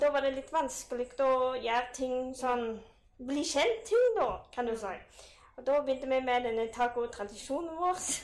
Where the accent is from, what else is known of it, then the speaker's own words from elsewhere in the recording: Bryne, Rogaland, Norway; moved away as an adult; now in Stavanger, Norway; jeg kommer fra Bryne, som er jo en, ja, en liten by. Nå er det blitt by nå, på Jæren.